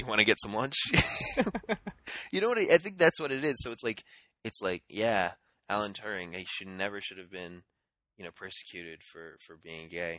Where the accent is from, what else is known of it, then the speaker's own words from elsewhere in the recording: United States; as an American